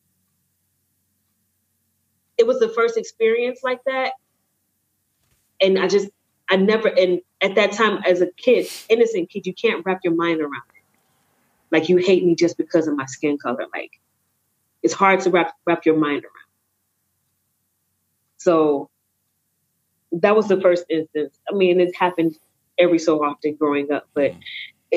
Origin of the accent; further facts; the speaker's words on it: Atlanta, Georgia, United States; moved away; also born or lived in Ohio; I'm from Atlanta. I grew up in Atlanta and Ohio. Went to Ohio for art school.